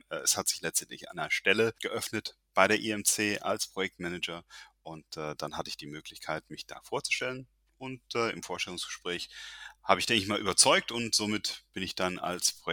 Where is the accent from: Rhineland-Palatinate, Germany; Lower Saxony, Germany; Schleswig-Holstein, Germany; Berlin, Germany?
Rhineland-Palatinate, Germany; Landstuhl; born there; eigentlich, äh, ich bin ähm, hier in Deutschland geboren, äh, um genau zu sein, in Landstuhl.